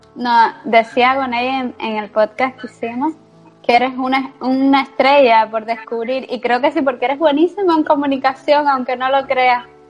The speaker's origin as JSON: {"language": "Spanish", "country": "Cuba", "moved": "yes", "lives_now": "Spain", "said": "yo me vine a, España, yo soy cubana, y dije, yo me voy a España y yo no regreso a Cuba."}